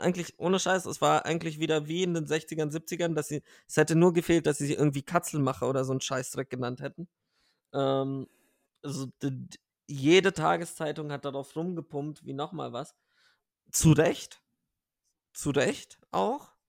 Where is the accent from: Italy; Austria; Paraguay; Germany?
Germany; Bavaria; ich bin ja auch in Bayern aufgewachsen